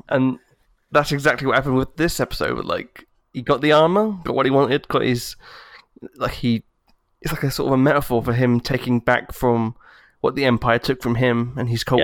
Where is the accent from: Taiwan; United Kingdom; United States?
United Kingdom; I'm British